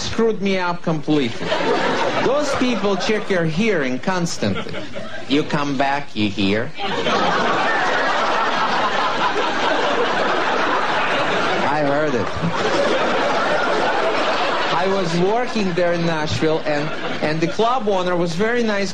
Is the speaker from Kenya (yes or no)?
no; Russia; English is a second language; moved away as an adult; also born or lived in Cleveland, Ohio / New York; now in United States; I am actually from Russia. I was born there, grew up there, worked as a comedian out there